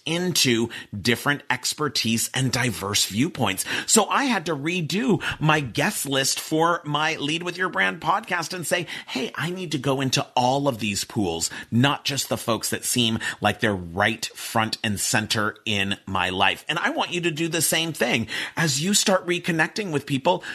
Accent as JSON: {"language": "English", "town": "Pasadena", "region": "California", "country": "United States", "tie": "born or raised there", "said": "I grew up in Pasadena. I went to a college prep school where I went to school from being five years old to 18 years old"}